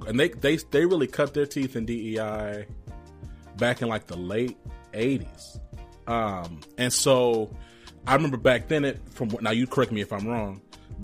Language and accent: English; Rome, Georgia, United States; I was born in Rome, Georgia.